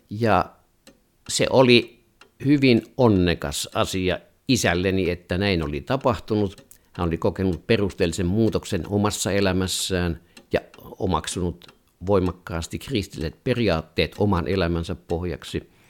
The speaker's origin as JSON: {"language": "Finnish", "country": "Finland", "also_born_or_lived": "Sweden", "said": "ruotsikielestä tuli minulle toinen äidinkieli kun tulin Ruotsista kotiin aloittaakseni lyseossa sitten toisen luokan"}